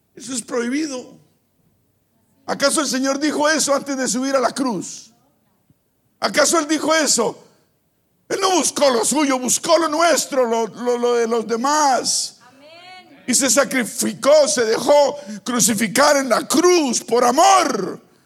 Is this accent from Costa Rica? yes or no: no; Bucaramanga, Santander, Colombia; moved away; Bucaramanga, donde yo vivía